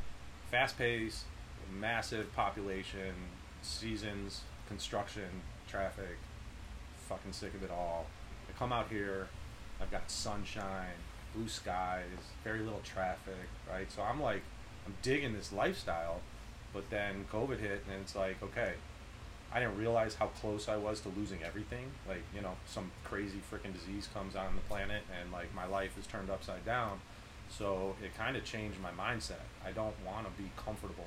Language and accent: English; Chicago, Illinois, United States; moved away as an adult; also born or lived in Dana Point, Orange County, California; now in Orange County, United States; I grew up in Chicago, and like, I left when I was 32. I moved out to like Orange County, Dana Point